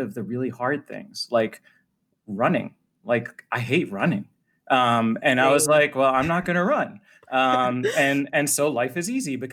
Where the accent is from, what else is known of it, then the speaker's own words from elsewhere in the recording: Boston, Massachusetts, United States; moved away as an adult; also born or lived in Washington, D.C.; I grew up in Boston